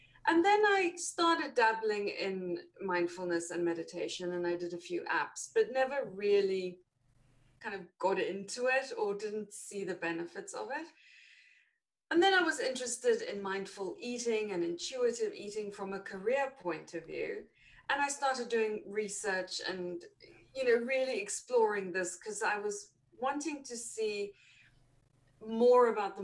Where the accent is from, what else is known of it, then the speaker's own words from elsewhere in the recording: South Africa; moved away as an adult; now in United Kingdom; I am South African originally, and there I was a chef